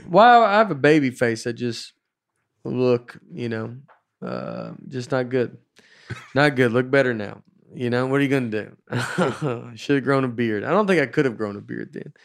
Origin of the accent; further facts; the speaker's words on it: Old Hickory, Tennessee, United States; I grew up in Old Hickory